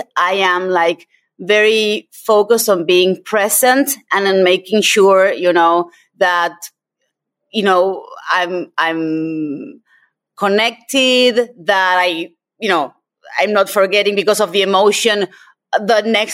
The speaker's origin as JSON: {"language": "English", "country": "Argentina", "moved": "yes", "said": "I'm originally from Argentina"}